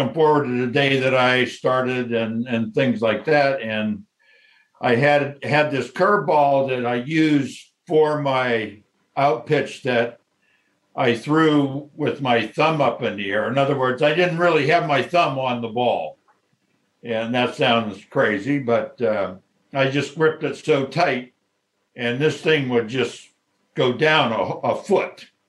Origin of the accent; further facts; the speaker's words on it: Reynoldsville, Pennsylvania, United States; Back where I grew up in Reynoldsville, baseball after Little League was non-existent.